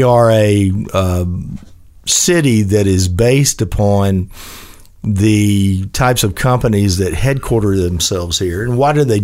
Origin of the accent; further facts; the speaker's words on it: Memphis, Tennessee, United States; I grew up in East Memphis.